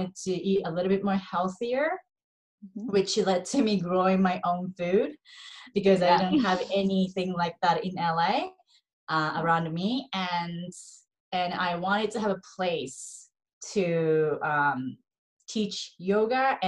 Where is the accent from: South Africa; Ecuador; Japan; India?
Japan; moved away as an adult; also born or lived in Los Angeles, United States; I'm 100% Japanese, born and raised in Japan